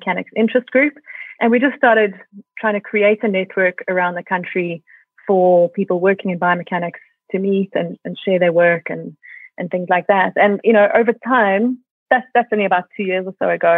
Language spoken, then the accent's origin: English; South Africa; also born or lived in Australia; I moved back to South Africa from Australia after my PhD